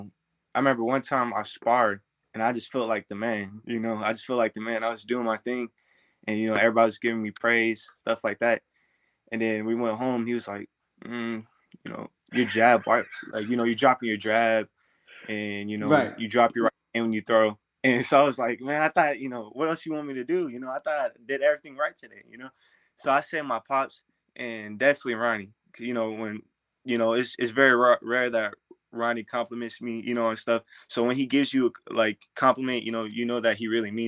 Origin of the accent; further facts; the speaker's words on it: Duncanville, Texas, United States; my hometown, Dallas, you know, Duncanville, that in around that area